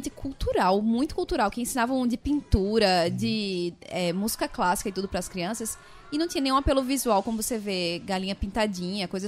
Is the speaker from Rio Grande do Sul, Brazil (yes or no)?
no; São Paulo, Brazil; E isso é uma das coisas que eu lembro da minha infância lá em São Paulo, de assistir muito Castelo Ratimbum.